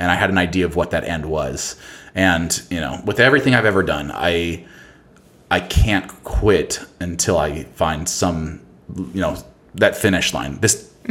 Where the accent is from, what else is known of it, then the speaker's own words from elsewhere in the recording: Boise, Idaho, United States; moved away; also born or lived in Seattle; I come from Boise, Idaho. I come from like a pretty rural, hum not humble, but like simple background